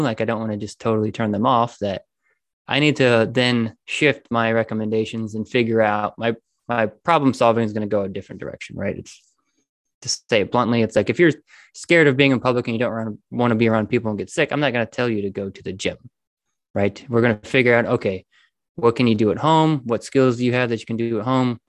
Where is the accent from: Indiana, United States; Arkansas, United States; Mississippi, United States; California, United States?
Indiana, United States; moved away as an adult; also born or lived in Florida; we live, we live, we're from Indiana. So we moved to Florida